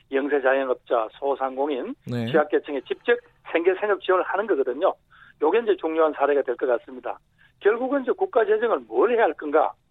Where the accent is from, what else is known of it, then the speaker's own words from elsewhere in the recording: Daegu / North Gyeongsang, South Korea; moved away; 종묘를 따지면 토종인데 잠시 좀 바깥 동네 나가서 조금 살다가 왔다.